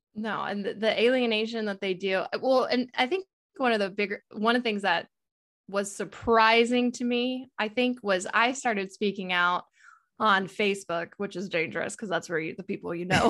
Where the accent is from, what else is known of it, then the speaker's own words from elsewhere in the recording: Texas, United States; I'm from Texas